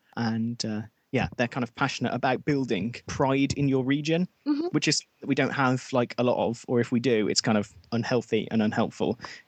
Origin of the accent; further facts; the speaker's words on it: the Black Country, West Midlands, United Kingdom; I grew up in the Black Country. So I wanted to talk about being a Midlander.